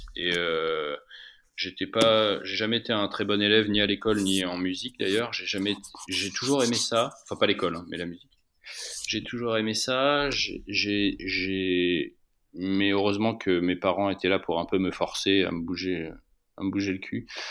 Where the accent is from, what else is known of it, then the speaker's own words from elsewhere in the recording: France; also born or lived in Alps; now in Paris, France; je viens de la campagne, c'est mon, c'est mon rapport à la nature, etc. Je viens, je viens des Pyrénées